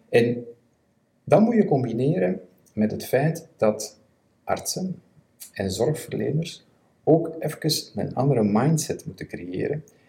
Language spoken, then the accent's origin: Dutch; Belgium; Ik ben een Belg